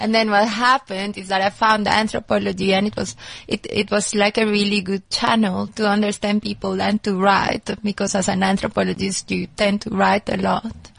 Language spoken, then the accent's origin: English; Colombia; moved away; also born or lived in United States; I'm originally from Colombia